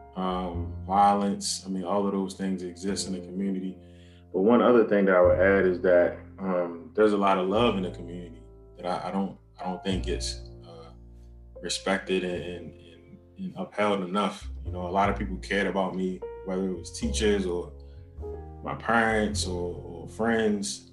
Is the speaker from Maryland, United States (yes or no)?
yes; Baltimore, Maryland, United States; born and raised in, in Baltimore, Maryland